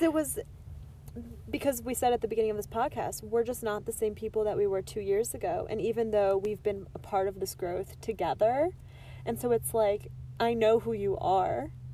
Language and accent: English; Michigan, United States; I'm from Michigan